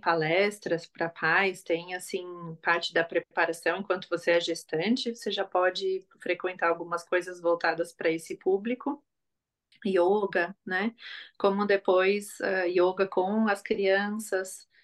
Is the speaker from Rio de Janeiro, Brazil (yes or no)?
no; Florianópolis, Santa Catarina, Brazil; moved away as an adult; now in Germany; sou natural de Florianópolis, é, de Santa Catarina, e vivo na Alemanha há seis, é, quase seis anos